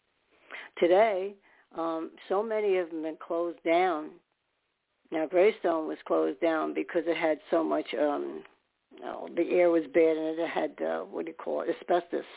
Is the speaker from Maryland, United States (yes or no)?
no; New York City, New York, United States; I'm a New Yorker